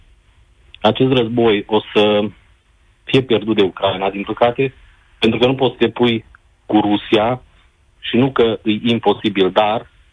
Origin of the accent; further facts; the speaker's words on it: Romania; Noi, ca și români